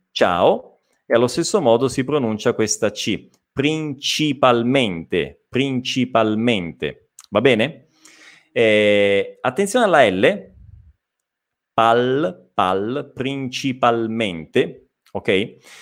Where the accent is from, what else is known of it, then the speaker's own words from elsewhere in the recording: Italy; accent: Italian; avrò il mio accento italiano